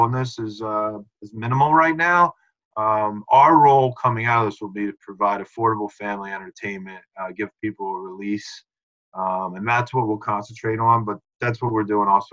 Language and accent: English; Conshohocken, Pennsylvania, United States; I'm from Conshohocken. You know, I grew up in the Philly, a little closer to Philly than Reading